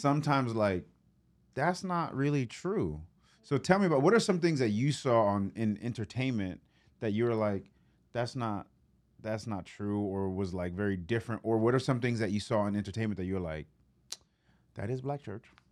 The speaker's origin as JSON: {"language": "English", "town": "New York City", "region": "New York", "country": "United States", "tie": "born or raised there", "moved": "yes", "lives_now": "Memphis, United States", "said": "I grew up in New York"}